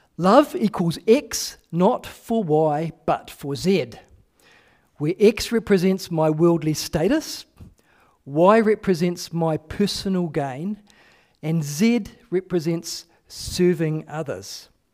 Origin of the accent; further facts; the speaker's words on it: New Zealand; I am a New Zealander